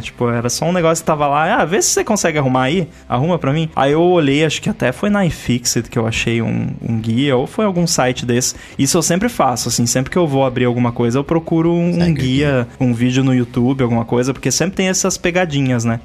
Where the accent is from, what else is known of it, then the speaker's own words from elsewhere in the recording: Rio Grande do Sul, Brazil; lá na minha cidade, no Rio Grande do Sul